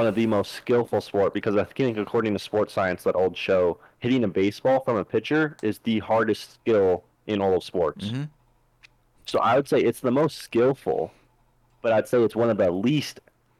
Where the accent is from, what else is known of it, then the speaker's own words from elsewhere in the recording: United States; it's probably because I'm American